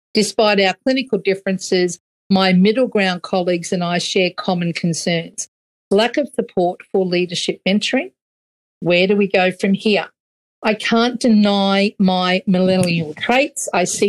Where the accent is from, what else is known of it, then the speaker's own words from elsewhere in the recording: Queensland, Australia; See, the thing about being a Queenslander, though, we love the cool for about 4.2 days.